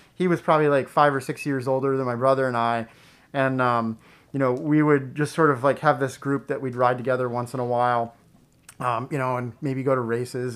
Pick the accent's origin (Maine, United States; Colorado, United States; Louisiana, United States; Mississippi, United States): Maine, United States; South Paris; I grew up in Oxford Hills, South Paris area